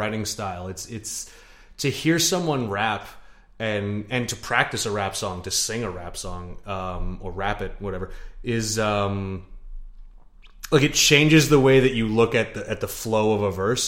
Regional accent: near Toronto, Ontario, Canada; moved away as an adult; I tell people I'm from Toronto.

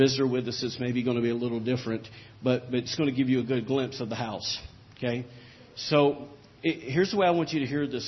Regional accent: the South, United States; I'm from the South

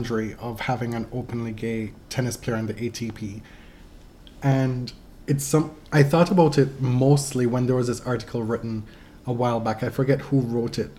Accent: Jamaica; moved away; growing up in Jamaica

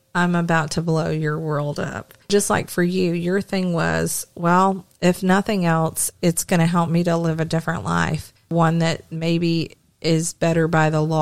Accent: the South, United States; I'm from the South

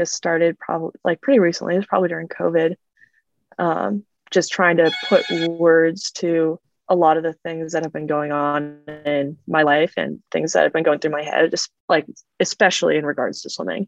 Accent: Fort Collins, Colorado, United States; moved away as an adult; also born or lived in Arizona; now in Palo Alto, United States; I grew up in Fort Collins

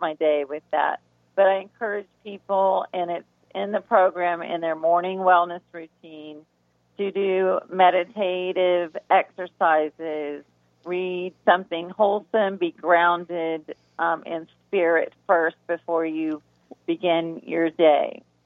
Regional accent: the South, United States; we're from the South, and all the foods there

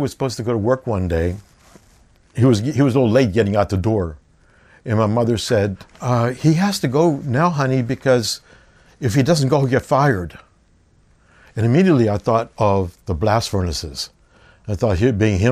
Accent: Duquesne, Pennsylvania, United States; I was born in Duquesne, Pennsylvania, a suburb of Pittsburgh, about 45 minutes drive from Pittsburgh down the Monongahela River

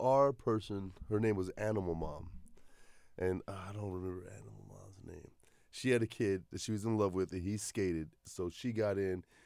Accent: Mesa, Arizona, United States; I grew up in Mesa.

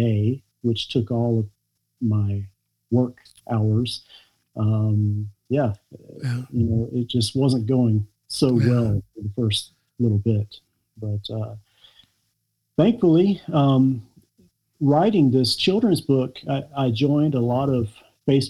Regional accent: Wilmington, North Carolina, United States; moved away as an adult; also born or lived in Kona, Hawaii / Atlanta; now in Norway; my hometown, Wilmington, North Carolina

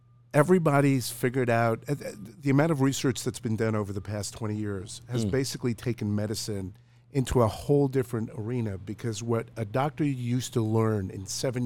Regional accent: Israel; moved away; I was born in Israel.

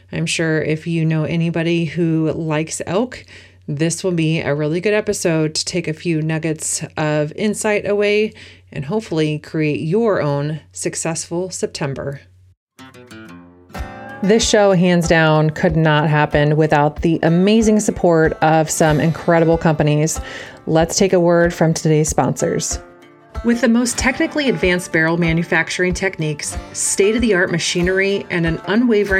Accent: Oregon, United States; my home state of Oregon

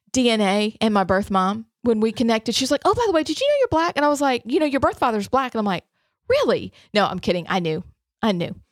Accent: Alabama, United States; also born or lived in Hershey, Pennsylvania; I was born in Hershey, um, adopted, moved to Alabama

